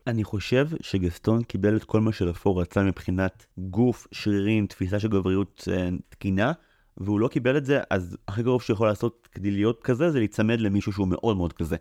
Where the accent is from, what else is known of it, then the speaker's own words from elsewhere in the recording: Israel; אני במקור מקיבוץ